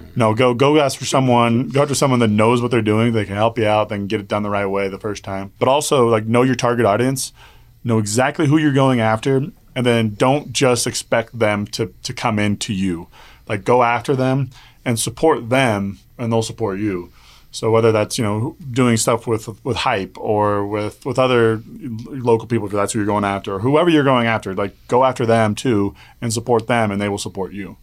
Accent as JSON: {"language": "English", "town": "Wichita", "region": "Kansas", "country": "United States", "said": "I'm from Wichita, Kansas"}